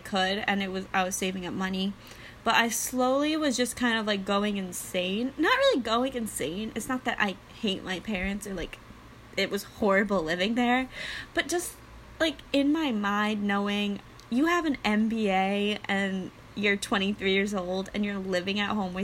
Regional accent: Westchester, New York, United States; moved away as an adult; now in New Jersey, United States; my hometown in Westchester, New York

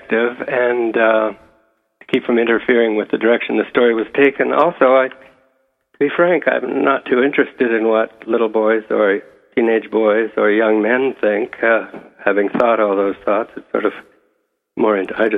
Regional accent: a small town north of Toronto, Ontario, Canada; I'm from Toronto originally, but I grew up in a small town north of here

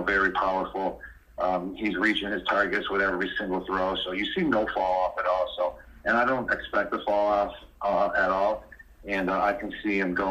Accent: Buffalo, New York, United States; I'm from Buffalo

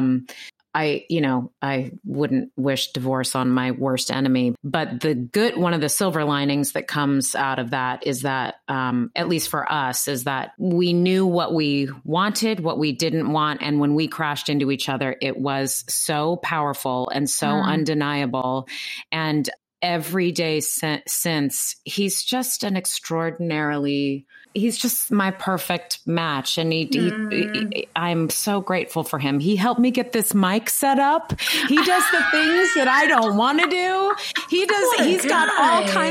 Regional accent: West Coast, United States; now in New York, United States; I grew up on the West Coast.

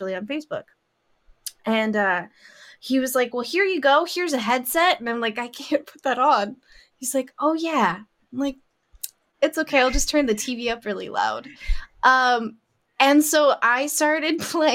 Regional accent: Las Vegas, Nevada, United States; I grew up in Vegas

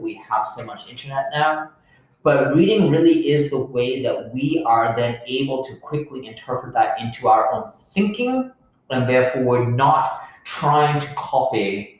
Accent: United Kingdom; I know, but I'm a Brit.

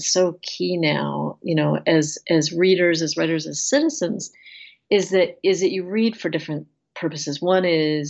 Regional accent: United States; as an American

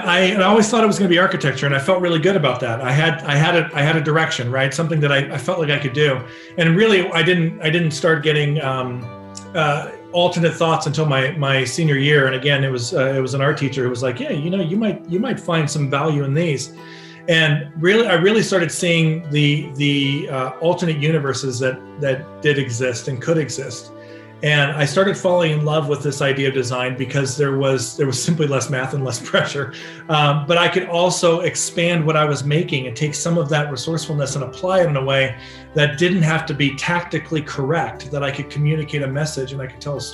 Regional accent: Orange County, California, United States; growing up in Orange County, you know, in the early 80s

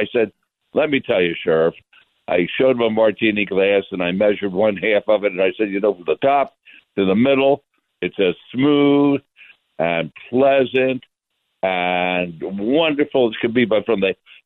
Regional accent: Philadelphia, Pennsylvania, United States; now in Las Vegas, United States; I'm from West Philadelphia originally

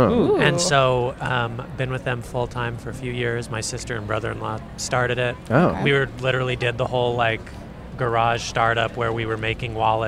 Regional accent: Provo, Utah, United States; In my hometown of Provo.

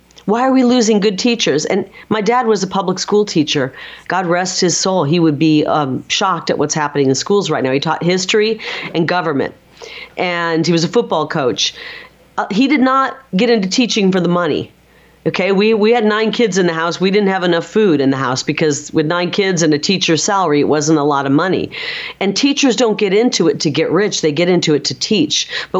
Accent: Midwest, United States; And I'm from the Midwest.

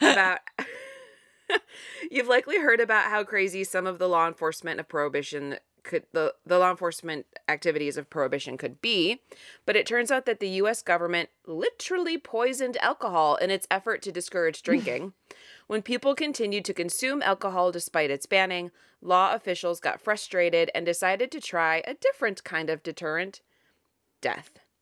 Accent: Ohio, United States; it's my home state and because I'm literally recording this in Ohio

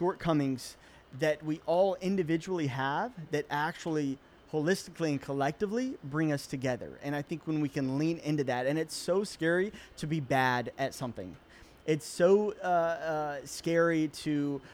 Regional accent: Chattanooga, Tennessee, United States; moved away; I'm originally from Chattanooga, Tennessee

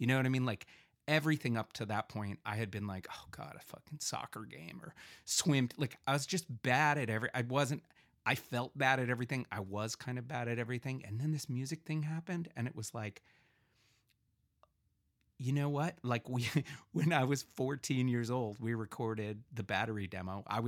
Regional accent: Bethesda, Maryland, United States; And I grew up in Bethesda, Maryland, which is a pretty like, well, wealthy area.

